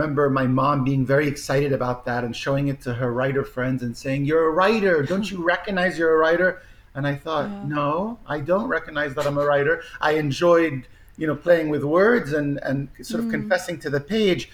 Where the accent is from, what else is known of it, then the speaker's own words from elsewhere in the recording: Egypt; moved away; I grew up, I was born in Egypt.